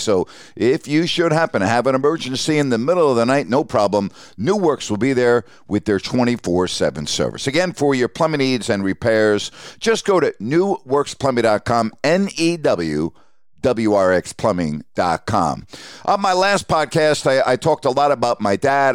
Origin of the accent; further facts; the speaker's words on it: Syosset, New York, United States; moved away as an adult; also born or lived in Bowling Green, Ohio / Sacramento; I grew up in Syosset, New York, on Long Island